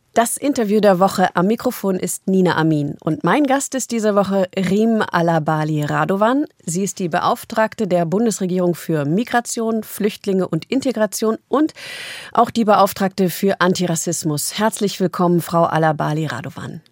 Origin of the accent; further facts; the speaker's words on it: Berlin, Germany; als Berlinerin